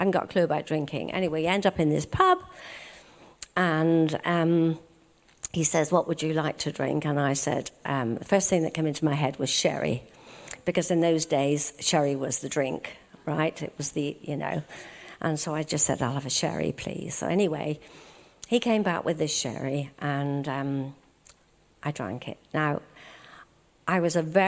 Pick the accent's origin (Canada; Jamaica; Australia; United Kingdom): United Kingdom; Belfast, Northern Ireland; And I was born in Belfast, Northern Ireland, and I was born into a Christian family.